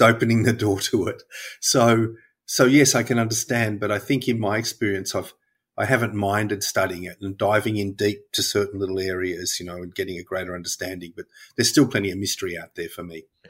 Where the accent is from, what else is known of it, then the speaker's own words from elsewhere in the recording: Melbourne, Victoria, Australia; I grew up in Melbourne, uh, on what was then the outer, outer suburbs of Melbourne